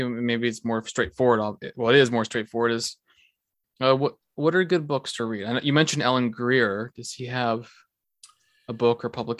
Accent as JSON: {"language": "English", "region": "British Columbia", "country": "Canada", "tie": "born or raised there", "also_born_or_lived": "Fort Nelson, British Columbia / Prince George, British Columbia", "said": "even though I grew up in Canada, I grew up in British Columbia where there's Indigenous people."}